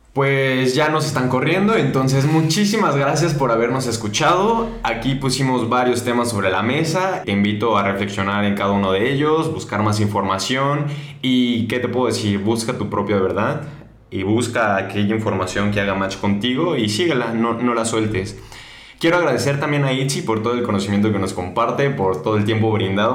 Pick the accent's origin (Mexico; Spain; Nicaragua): Mexico; nosotros como mexicanos